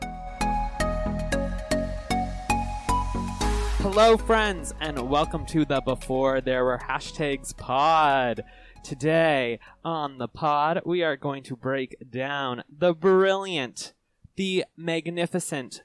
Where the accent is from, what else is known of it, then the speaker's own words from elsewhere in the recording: Burlington, Ontario, Canada; I was born in Burlington, Ontario.